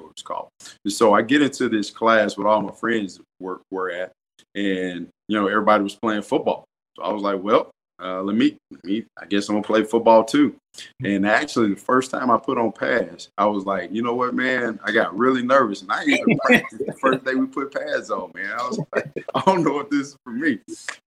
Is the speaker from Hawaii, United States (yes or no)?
no; Madison, Mississippi, United States; I grew up in Madison, Mississippi